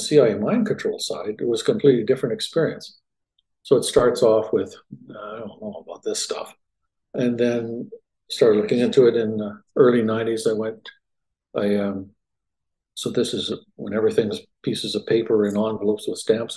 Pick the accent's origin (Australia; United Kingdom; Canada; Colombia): Canada; moved away as an adult; also born or lived in Winnipeg, Canada; now in Dallas, United States; I grew up in Canada, born there, medical school, psychiatry training, and I moved from Winnipeg, which is sort of middle of the country, due south to the Dallas area in 1991